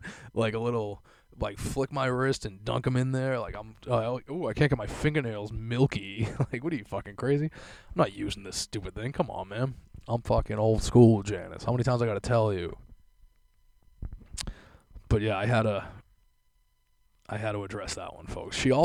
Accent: Boston, Massachusetts, United States; born and raised in South Boston

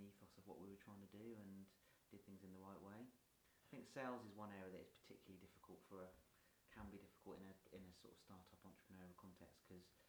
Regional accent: Weymouth, South West England, United Kingdom; also born or lived in Basingstoke / London / Poole; I started off, I still am, a Weymouth fan. So I grew up in Weymouth

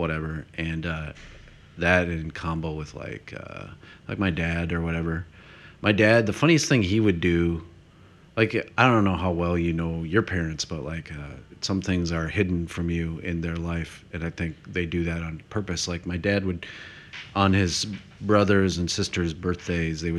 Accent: South Dakota, United States; moved away

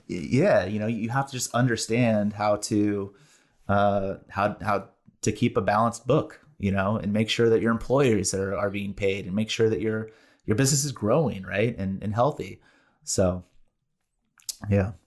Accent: Bay Area, California, United States; also born or lived in San Diego; born and raised in the Bay Area

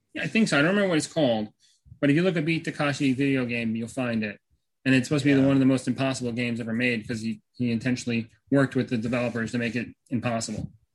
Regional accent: United States; I'm an American

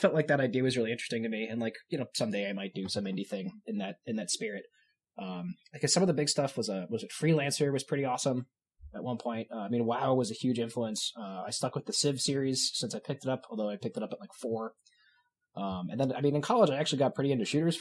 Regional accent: New York, United States; moved away as an adult; also born or lived in Long Island, New York; now in Washington, United States; I grew up in New York, so this was like moved 3,000 miles from home to learn to make video games

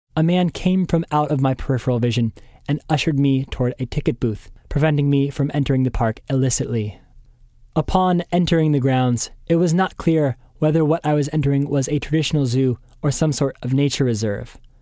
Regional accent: United States; Being an American

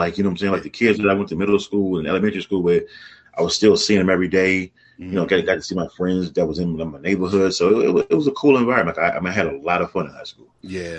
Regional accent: Oxon Hill, Maryland, United States; I grew up in Oxon Hill, Maryland. Went to Fort Ford Elementary, Oxon Hill Middle, Oxon Hill High School. So I'm an Oxon Hill guy, you know, down to the roots.

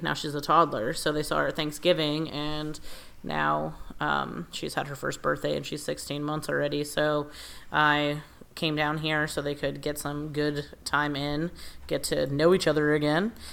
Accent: United States; I was raised in America.

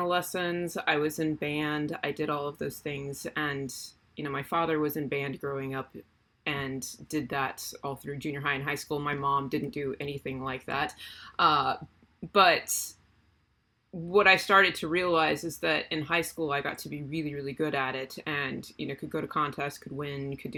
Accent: South Texas, United States; also born or lived in Illinois; now in Brownsville, United States; I grew up in South Texas on a peanut farm.

